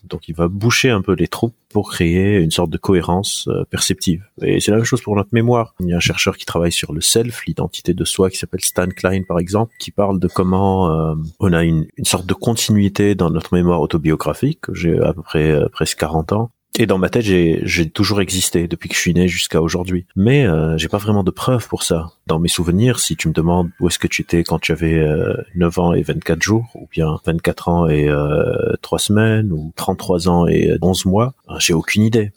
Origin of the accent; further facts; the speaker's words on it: Lebanon; also born or lived in Beirut; J'ai grandi au Liban. Je suis libanais euh, d'origine.